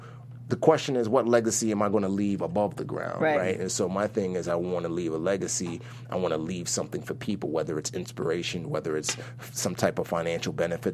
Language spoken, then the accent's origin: English; New York City, New York, United States; also born or lived in Nigeria; I grew up in the Bronx